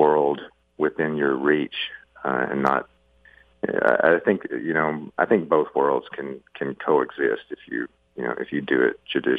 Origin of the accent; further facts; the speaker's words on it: the South, United States; things really were just boiled down to their very simplest structure growing up in the South when I did.